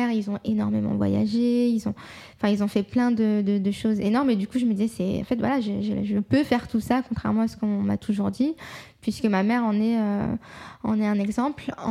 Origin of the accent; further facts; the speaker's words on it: France; je suis française à 100%, mais je suis aussi euh, marocaine, je suis aussi musulmane